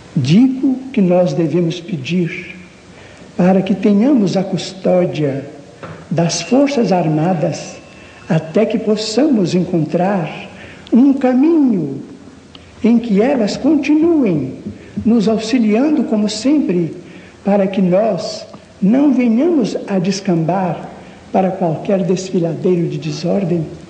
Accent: Brazil; Nós, como brasileiros

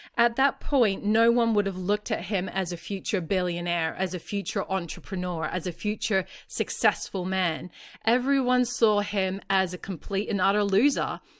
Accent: Australia; I'm not American, I'm Australian

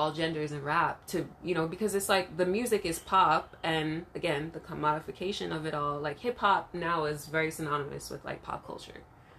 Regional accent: Jamaica; And maybe remember we're Jamaican, so it's like the dance hall too.

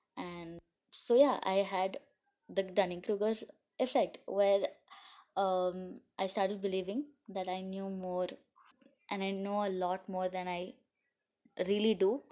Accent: India; I'm from India

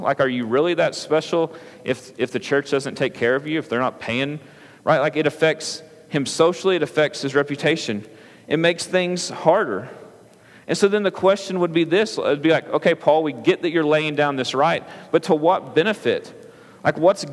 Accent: United States; As an American

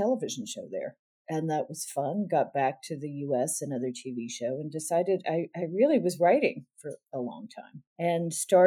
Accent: Southwest, United States; also born or lived in Ohio; I grew up in the Southwest

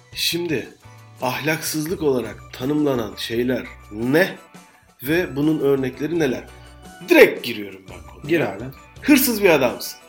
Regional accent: western Turkey, Turkey; Ben de sen de Türkiye'nin batı e, kesiminde doğduk

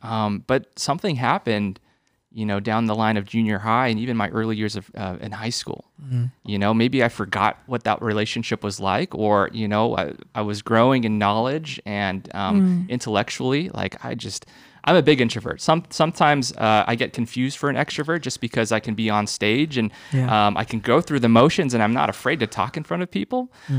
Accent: San Jose, California, United States; I grew up here in San Jose. So I went to Holy Family.

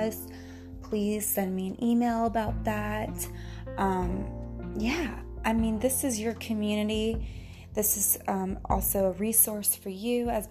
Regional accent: Georgia, United States; accent: country; I grew up in Georgia and the South.

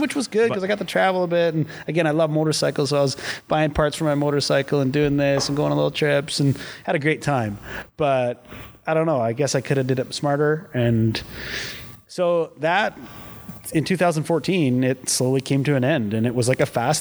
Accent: Battleford, Saskatchewan, Canada; moved away as an adult; growing up in Battleford, every corner you turn, you knew everybody

